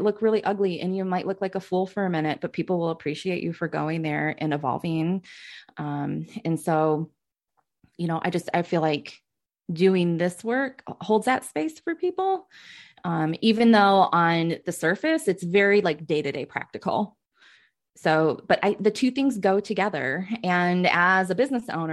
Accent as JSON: {"language": "English", "region": "Michigan", "country": "United States", "tie": "born or raised there", "said": "I'm half Asian and I grew up in Michigan"}